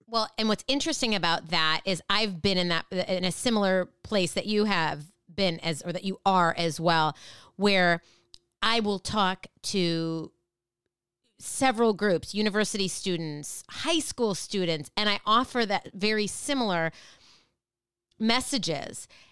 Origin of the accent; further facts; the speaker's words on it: Minneapolis, Minnesota, United States; I grew up in Minneapolis